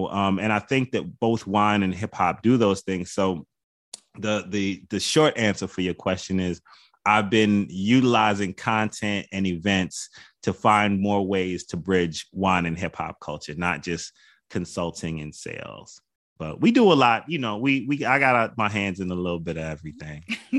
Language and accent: English; Jamaica; You know, like I'm Jamaican, so you get the right beef patty and cocoa bread.